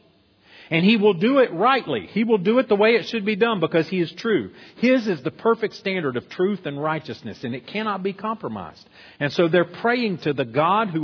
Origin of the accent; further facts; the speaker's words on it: United States; as American Christians